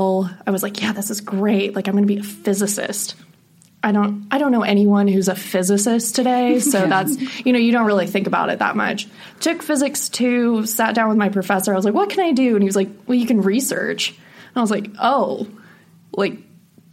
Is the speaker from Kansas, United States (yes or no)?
yes; Northeast Kansas, United States; moved away as an adult; now in Oklahoma City, United States; I'm originally from Northeast Kansas